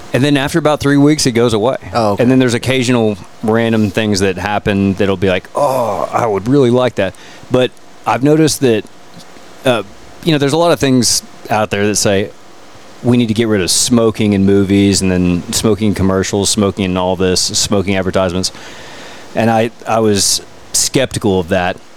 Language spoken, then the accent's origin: English; Fort Worth, Texas, United States; Born and raised in Fort Worth